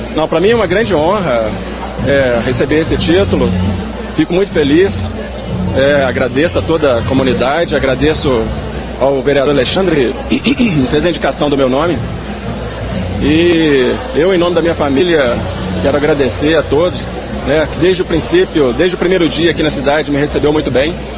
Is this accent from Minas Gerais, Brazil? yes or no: yes; Viçosa, Minas Gerais, Brazil; moved away as an adult; now in Rio Paranaíba, Brazil; eu nasci em Viçosa, é, cheguei em Rio Paranaíba em 2009 de mudança